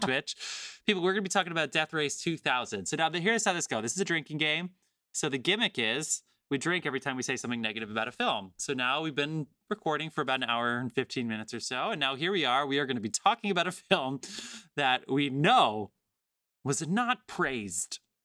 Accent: New Jersey, United States; I'm from New Jersey

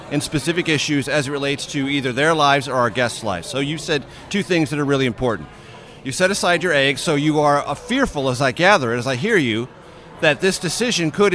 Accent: San Diego, California, United States; moved away; we're in my hometown. We're in San Diego.

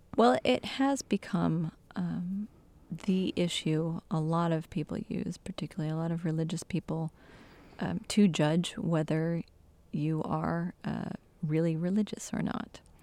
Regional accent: Michigan, United States; my home state in Michigan

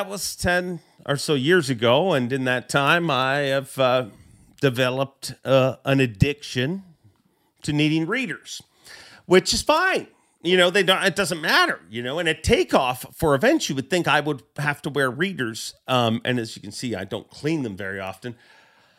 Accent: Canada; I am a Canadian

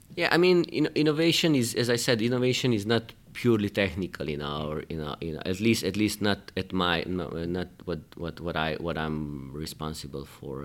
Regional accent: Hungary; moved away as an adult; also born or lived in Belgrade, Serbia; now in Luxembourg; I was born in Belgrade, in, in Serbia. Then, uh, I spent my life, most of my career, most of my education in Hungary.

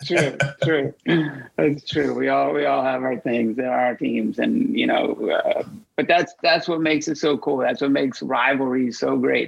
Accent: Atlanta, Georgia, United States; moved away as an adult; also born or lived in Philadelphia; now in New York, United States; in my hometown, to the place I still call home, you know, I mean, I've lived in New York for 20 plus years and I still call Atlanta

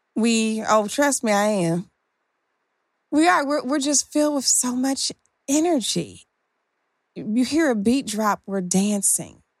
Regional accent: Detroit, Michigan, United States; growing up in Detroit, Michigan

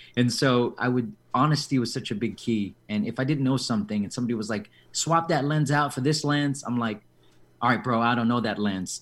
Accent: San Diego, California, United States; I was born and raised here in San Diego

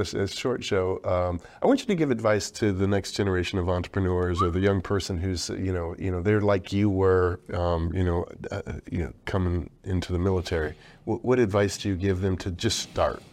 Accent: Detroit, Michigan, United States; I grew up in Detroit

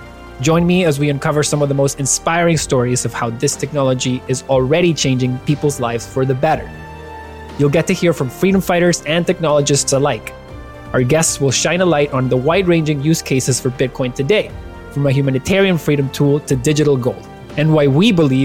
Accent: Venezuela; moved away; I grew up in Venezuela, where I saw authoritarianism and hyperinflation destroy what we call home.

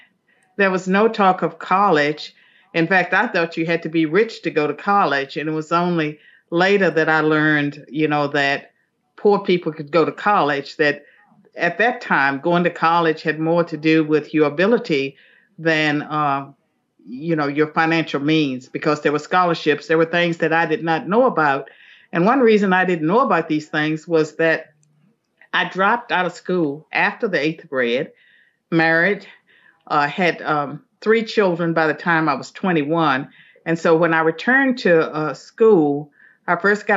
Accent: Southwestern Virginia, United States; I'm from Southwestern Virginia, a little hamlet called Chambliersburg, and it was not even a town

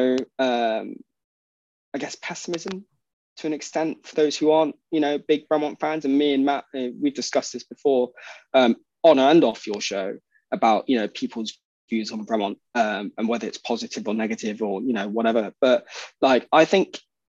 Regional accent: United Kingdom; being British

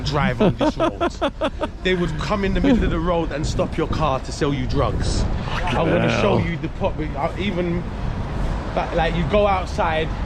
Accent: London, United Kingdom; I'm from here. Hackney is the most multicultural place

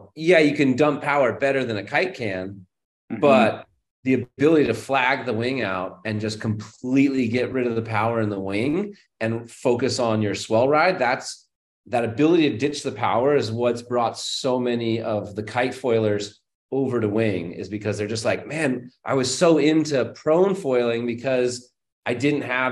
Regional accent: Berkeley, California, United States; I grew up in Berkeley, California, which is, you know, San Francisco Bay Area

